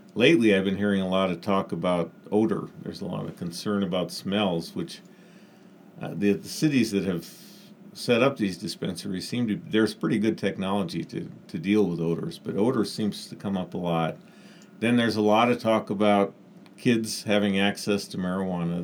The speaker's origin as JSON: {"language": "English", "region": "South Dakota", "country": "United States", "tie": "born or raised there", "moved": "as an adult", "lives_now": "Klamath Falls, United States", "said": "I grew up in South Dakota."}